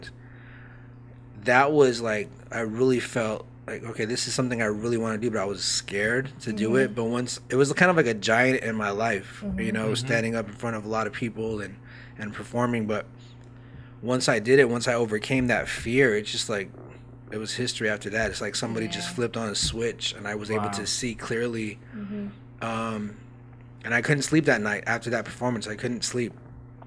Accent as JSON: {"language": "English", "region": "New Mexico", "country": "United States", "said": "I'm originally from New Mexico."}